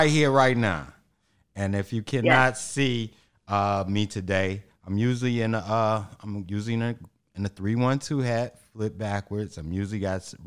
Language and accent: English; Chicago, Illinois, United States; I'm from Chicago